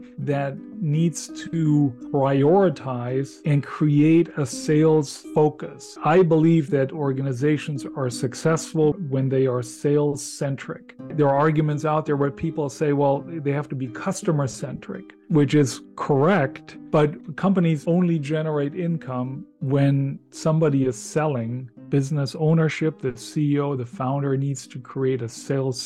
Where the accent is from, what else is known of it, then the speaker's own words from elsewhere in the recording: Germany; English is a second language; moved away; I can say not only born, but born and raised in Germany